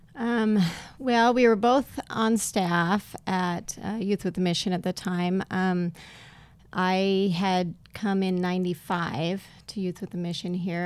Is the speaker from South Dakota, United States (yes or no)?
yes; South Dakota, United States; now in East Texas, United States; I'm originally from up north, uh, South Dakota originally